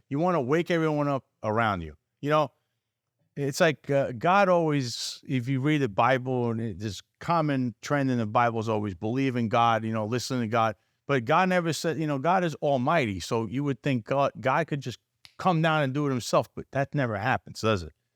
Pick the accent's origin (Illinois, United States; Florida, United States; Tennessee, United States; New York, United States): New York, United States; New York City; I was basically born in, born there, I was born around the block, so I grew up around the Alamo family who owns it